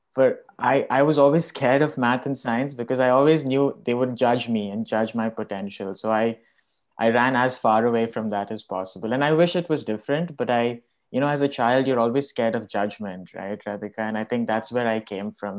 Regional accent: India; growing up in India

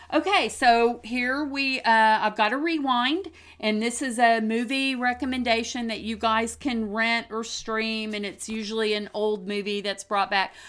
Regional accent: Oklahoma, United States; We are just ordinary and normal people from two different generations, born and bred in Oklahoma

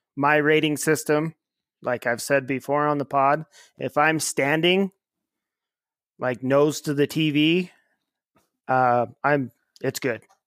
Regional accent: Ely, Nevada, United States; actually grew up in my hometown of Ely, Nevada

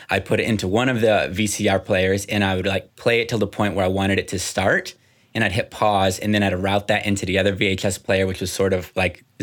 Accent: Dominican Republic; also born or lived in Guatemala; So I was born in Guatemala, um, was there until I was three years old. Then they moved to the Dominican Republic, which is where I spent the majority of my you know childhood.

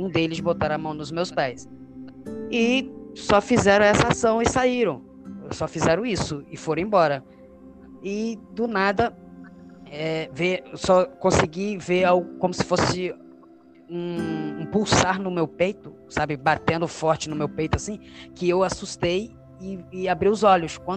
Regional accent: Monte Formoso, Minas Gerais, Brazil; also born or lived in Jacarepaguá, Rio de Janeiro; now in Rio de Janeiro, Brazil; sou natural é, de Minas Gerais, uma cidade do interior em Monte Formoso. E meus pais eram, nós somos de uma família pobre, né? Uma família humilde, na verdade, né? Pobre é, não chega a ser pobre, mas era humilde, humilde.

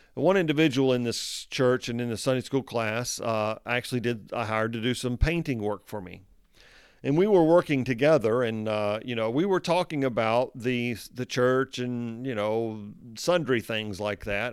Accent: United States; I am an American

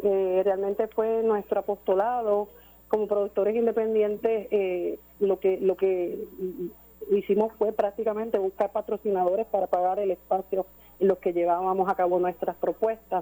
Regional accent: Puerto Rico; como ciudadanos, como puertorriqueños

